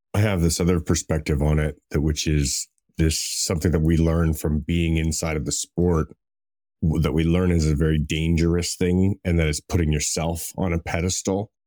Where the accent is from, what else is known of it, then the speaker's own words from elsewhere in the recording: Canada; I'm Canadian